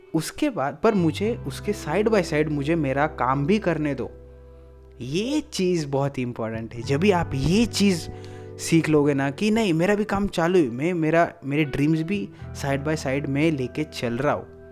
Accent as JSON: {"language": "Hindi", "country": "India", "said": "I am a Indian"}